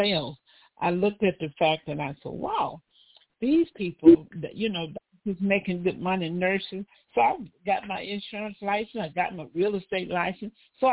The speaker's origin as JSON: {"language": "English", "region": "Mississippi", "country": "United States", "tie": "born or raised there", "moved": "yes", "lives_now": "Los Angeles, United States", "said": "I hail from South America, I tell people, better known as Mississippi. My father was a farmer"}